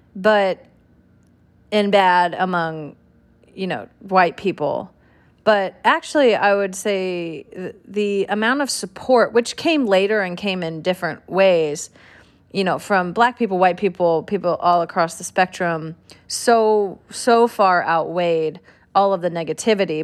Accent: California, United States; I'm from California

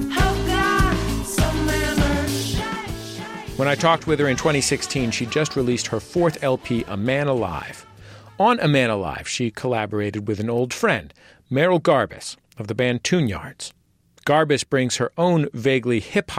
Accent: California, United States; I'm from California

